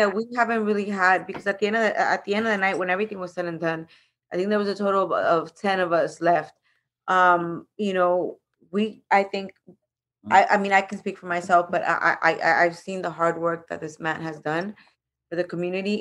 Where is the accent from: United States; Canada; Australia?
United States; Los Angeles, California; also born or lived in Mexico; i live in the jensen's building i lived there for 30 years